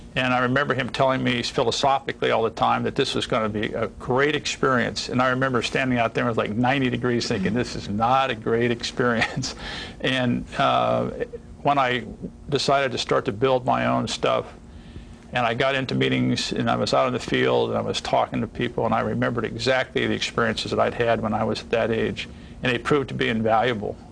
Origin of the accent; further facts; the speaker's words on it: Ohio, United States; moved away as an adult; I grew up in Ohio, in a rural part of Ohio